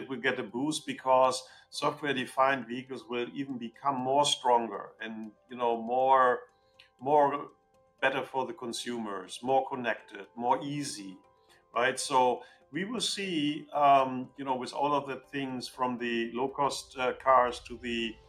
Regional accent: Germany; I'm coming from Germany, I'm living in Germany

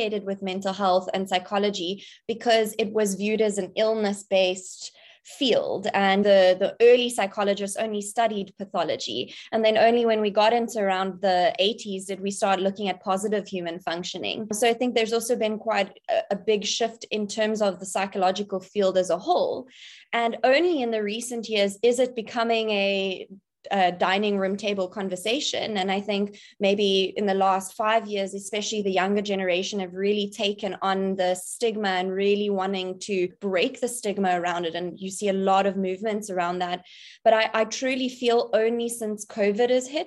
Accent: Cape Town, Western Cape, South Africa; I'm born and bred in Cape Town, South Africa. That's where I'm currently situated.

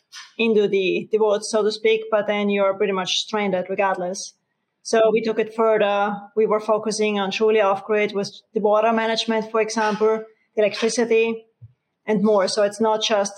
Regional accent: Austria; accent: Austrian; moved away as an adult; now in United States; I do have an Austrian accent. So I'm from Europe, Austria. I came in the US through the automotive industry.

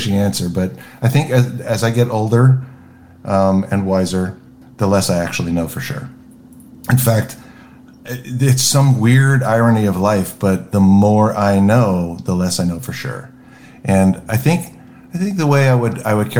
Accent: Southern California, United States; I grew up in Southern California

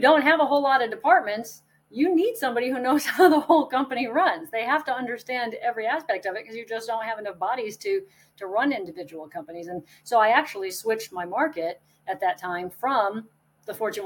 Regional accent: Connecticut, United States; moved away as an adult; now in South Carolina, United States; I grew up in Connecticut

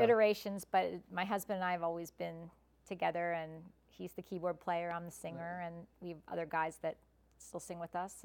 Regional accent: United States; now in Malvern, United States; I grew up in Westchester

